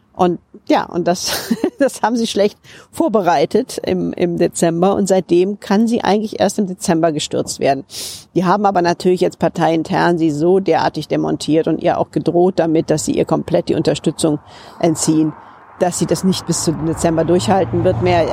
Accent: Rhineland, Germany; now in United Kingdom; Ich bin ja auch Rheinländerin

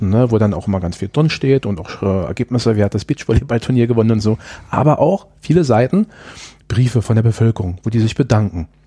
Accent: Berlin, Germany; das äh, haben wir als Berliner gemacht

